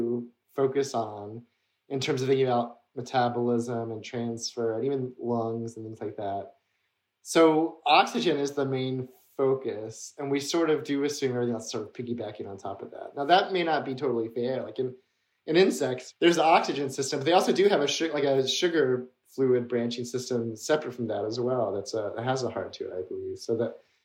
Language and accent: English; Mississippi, United States; I grew up in Mississippi